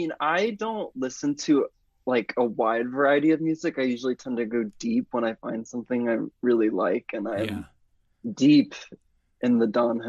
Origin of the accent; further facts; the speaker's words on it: Springfield, Missouri, United States; moved away; I mean, I do love my hometown. I love Springfield, and I think there's this heart here and a community that I found that I felt pretty safe growing up here in a lot of ways.